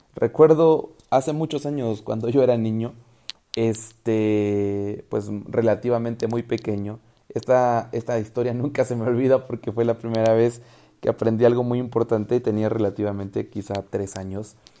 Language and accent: Spanish; Guatemala; el quetzal es la moneda de mi país